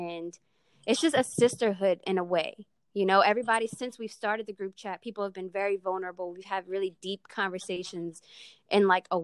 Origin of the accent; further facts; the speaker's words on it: New Orleans, Louisiana, United States; now in Houston, United States; I currently live in Houston, Texas, but born and raised in New Orleans, Louisiana